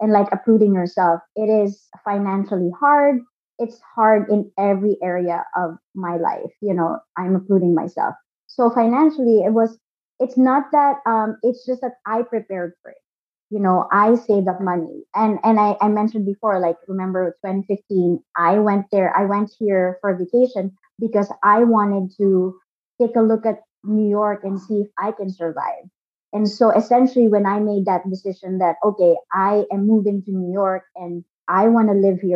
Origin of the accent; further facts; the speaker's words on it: Philippines; moved away as an adult; now in Brooklyn, United States; Born and raised in the Philippines. 100% Filipino